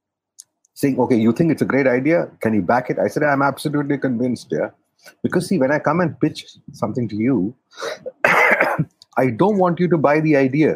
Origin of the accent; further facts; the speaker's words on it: Kerala, India; moved away; I come from Kerala, as you know, and Kerala and people from Kerala and Hindi don't go together